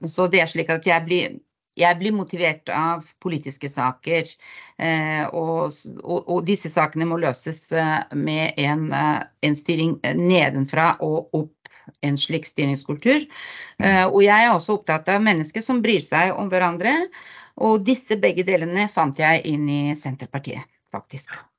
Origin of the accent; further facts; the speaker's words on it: Bulgaria; Norwegian is a second language; moved away as an adult; now in Hole, Norway; jeg kommer opprinnelig fra Bulgaria og har eh, bodd i Norge i eh, over 30 år